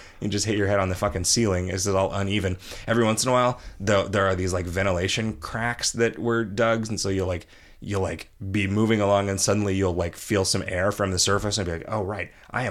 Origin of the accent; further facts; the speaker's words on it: United Kingdom; Being a Brit with a francophilic father, I've seen pretty much everything Paris has to offer